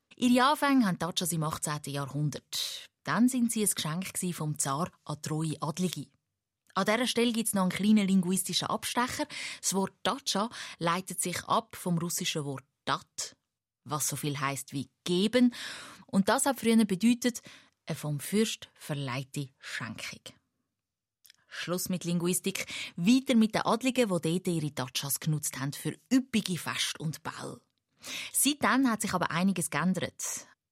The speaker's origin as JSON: {"language": "German", "country": "Switzerland", "said": "Bei uns in der Schweiz"}